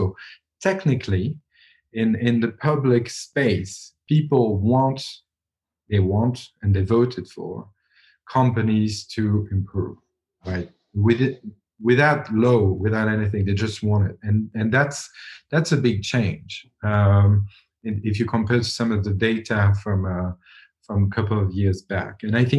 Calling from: Switzerland; I'm calling from Switzerland

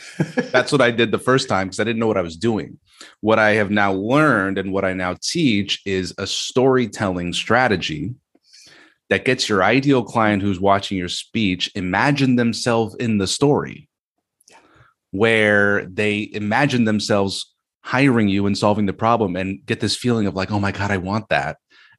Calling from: Gatineau, Quebec, Canada; This is Gatineau, Quebec. We speak French here.

